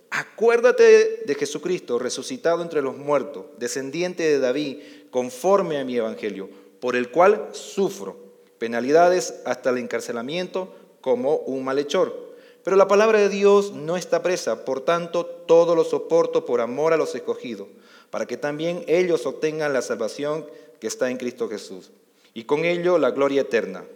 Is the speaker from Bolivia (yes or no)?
yes; Bolivia; also born or lived in Costa Rica; now in Mexico